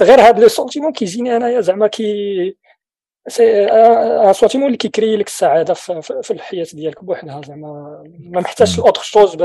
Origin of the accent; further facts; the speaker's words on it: Morocco; اللي عندنا في المغرب كتحتفل بالاعياد الدينيه